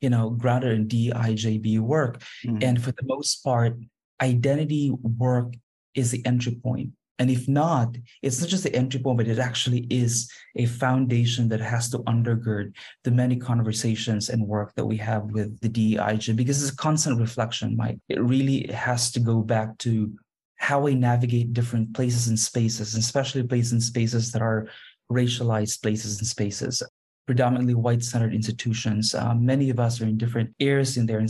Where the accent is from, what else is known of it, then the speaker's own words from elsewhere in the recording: Philippines; moved away as an adult; also born or lived in Beijing / Brussels / Kuala Lumpur; My career started out as a classroom teacher in my home country, in the Philippines, and then I moved into Beijing and then Brussels and then Kuala Lumpur